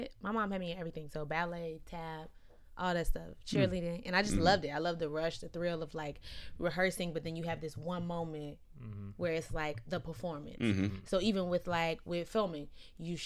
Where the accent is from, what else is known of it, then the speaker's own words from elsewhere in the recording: Stone Mountain, Georgia, United States; moved away; I'm from Atlanta, Georgia. Uh-huh. Actually, I'm from Stone Mountain.